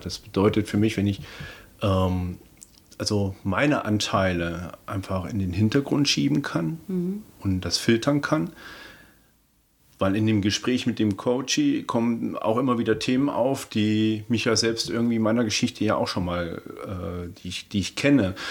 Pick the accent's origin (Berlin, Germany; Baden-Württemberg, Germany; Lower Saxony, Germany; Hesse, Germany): Hesse, Germany; Kassel; ich komme ja ursprünglich aus Kassel